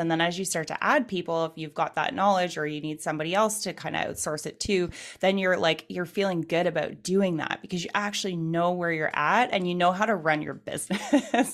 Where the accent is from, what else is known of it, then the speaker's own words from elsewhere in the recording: Canada; I'm from Canada